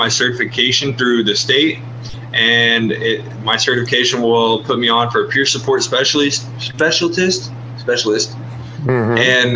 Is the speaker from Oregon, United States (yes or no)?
yes; Hermiston, Oregon, United States; also born or lived in Wallowa County, Oregon; I spent the majority of my time growing up in two general areas, which is Hermiston, Oregon, and Wallowa County